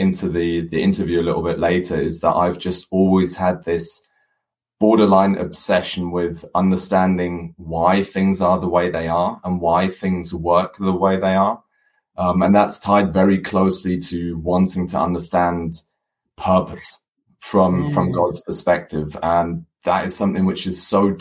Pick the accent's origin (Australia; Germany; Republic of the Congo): Germany; moved away as an adult; also born or lived in United Kingdom / South Africa; half German, half English, born and raised in Germany, studied in the UK, studied a business degree, and then moved halfway across the world, lived in South Africa for 6 years, and then came back to Germany.